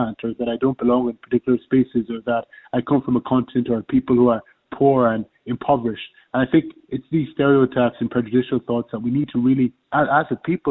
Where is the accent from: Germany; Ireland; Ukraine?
Ireland; as Irish people